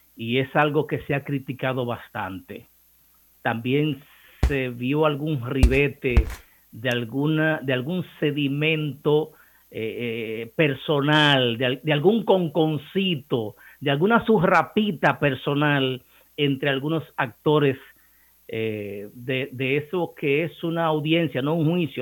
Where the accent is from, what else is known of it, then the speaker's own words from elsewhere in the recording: Cibao, Dominican Republic; accent: Cibaeño; en ese acento encantador de nosotros los ibaeños